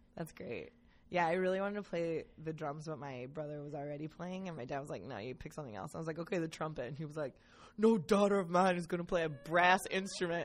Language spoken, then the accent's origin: English; Cleveland, Ohio, United States; the house I grew up in in Cleveland was a speakeasy